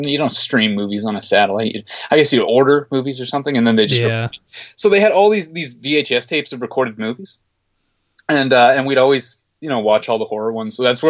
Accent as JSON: {"language": "English", "town": "Peace River", "region": "Alberta", "country": "Canada", "tie": "born or raised there", "said": "I grew up in Peace River"}